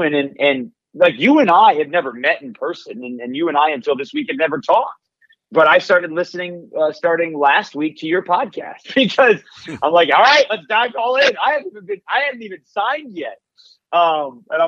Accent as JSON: {"language": "English", "town": "Detroit", "region": "Michigan", "country": "United States", "tie": "born or raised there", "said": "I was growing up in Detroit"}